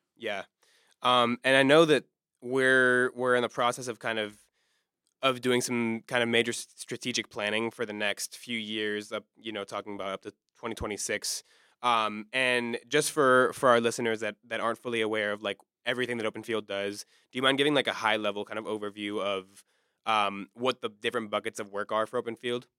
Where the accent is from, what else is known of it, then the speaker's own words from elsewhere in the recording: Maryland, United States; now in Pittsburgh, United States; coming from, as you know, the D C area, I'm from Maryland